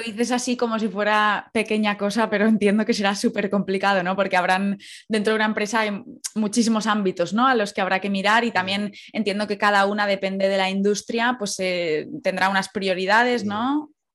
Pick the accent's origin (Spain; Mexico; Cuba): Spain; Valencia, Valencian Community; also born or lived in La Cañada; yo soy de, Valencia Centro de toda la vida. De pequeña sí que viví en La Cañada